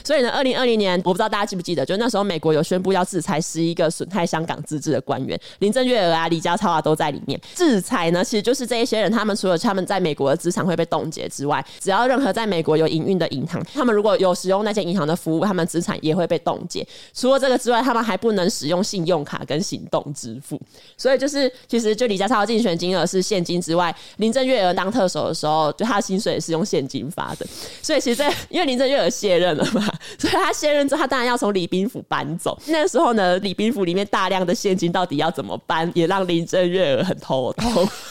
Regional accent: Kaohsiung, Taiwan; 我的家乡高雄

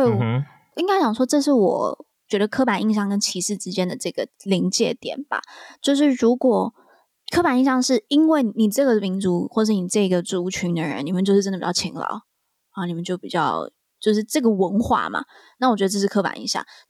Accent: Taiwan; 因为身为台湾人

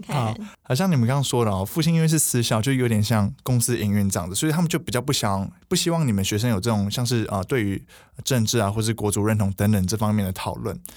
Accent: Taiwan; moved away as an adult; now in United States; 我们三个呢，都是，呃，从小在台湾长大的学生，然后在美国念大学

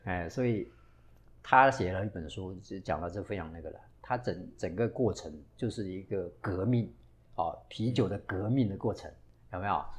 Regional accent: Taiwan; 我们台湾人喜欢喝威士忌

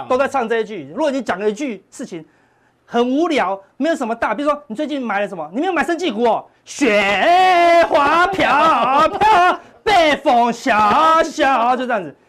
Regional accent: Taiwan; 我们台湾人

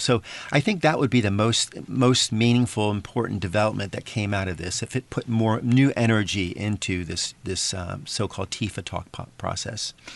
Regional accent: United States; now in Taiwan; my my home country, the United States

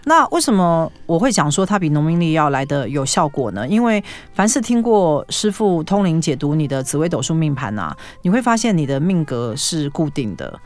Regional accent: Taiwan; 我们中国人，就亚洲人啦，哈，台湾人

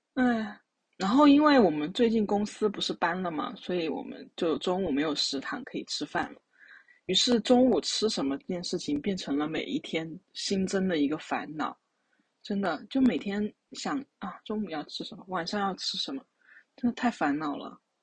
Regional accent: Sichuan, China; 我们作为四川人呢，就非常地对于辣这东西很执着

